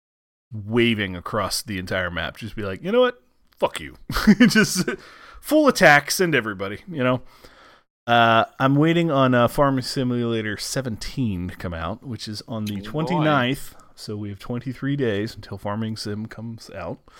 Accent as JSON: {"language": "English", "region": "Midwest", "country": "United States", "said": "I'm from the Midwest"}